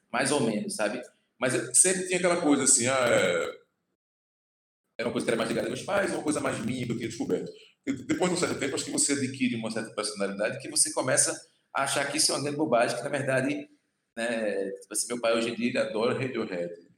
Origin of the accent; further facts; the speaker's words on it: Recife / Olinda, Pernambuco, Brazil; also born or lived in Goiana, Pernambuco; sou de Goiânia, Mata Norte, ali já divisa com a Paraíba. E nasci lá, aí na infância ainda vim morar em Recife, ali com sete anos